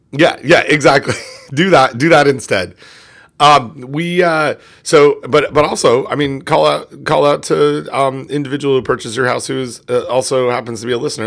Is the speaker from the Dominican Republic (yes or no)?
no; Canada; I'm Canadian